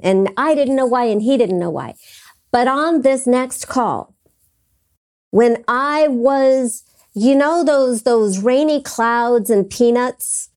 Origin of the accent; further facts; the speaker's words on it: Los Angeles, California, United States; I was living across the street from Gardner Street School, public elementary school that Michael Jackson went to.